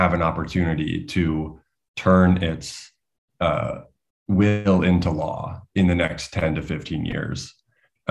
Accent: United States; as an American

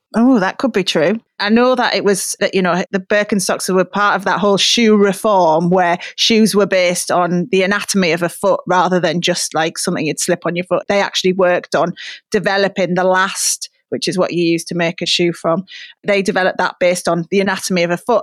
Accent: Middlesbrough, North East England, United Kingdom; moved away; obviously my hometown

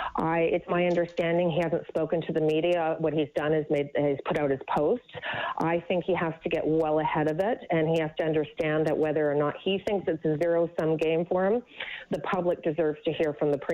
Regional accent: Canada; as a conservative, but more importantly as a Canadian

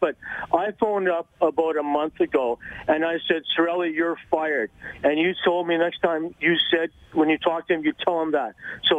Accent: Fort McMurray, Alberta, Canada; also born or lived in Edmonton / Penticton; now in Okanagan Falls, Canada; And I used to live in Edmonton. I grew up in Fort McMurray.

